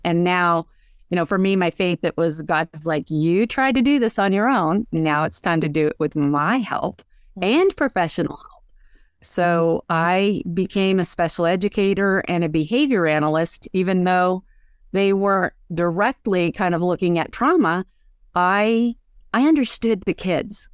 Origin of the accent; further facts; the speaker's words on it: Pennsylvania, United States; also born or lived in San Francisco; I'm from Pennsylvania. I live here now